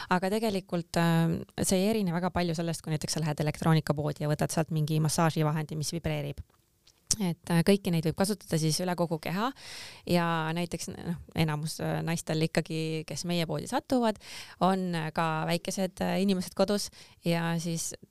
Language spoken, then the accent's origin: Estonian; Pärnu, Pärnu County, Estonia; moved away; ma olen pärit Pärnust